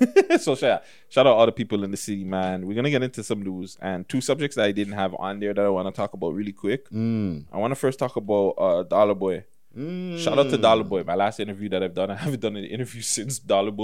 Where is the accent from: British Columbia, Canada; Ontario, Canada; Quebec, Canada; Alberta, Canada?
Ontario, Canada; Toronto; Not just artists, just people in general from Toronto. Man, I'm from Toronto.